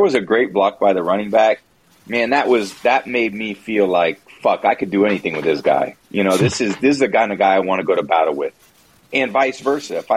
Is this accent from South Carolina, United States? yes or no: no; San Francisco Bay Area, California, United States; born or raised there